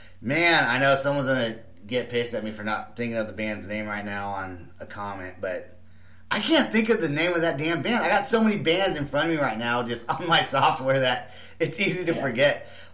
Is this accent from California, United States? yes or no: yes; Bay Area, California, United States; moved away as an adult; now in Oklahoma City, United States; because I grew up in the Bay Area.